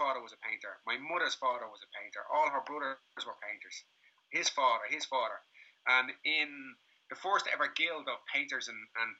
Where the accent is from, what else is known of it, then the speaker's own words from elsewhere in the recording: Dublin, Leinster, Ireland; now in Lagos, Portugal; I grew up in Crumlin in the 80s